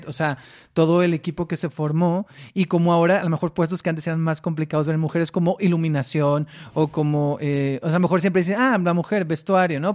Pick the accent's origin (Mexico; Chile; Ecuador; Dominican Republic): Mexico; Mexicali, Baja California; moved away; Yo soy de Mexicali, entonces tomaba cursos allá en la Casa de la Cultura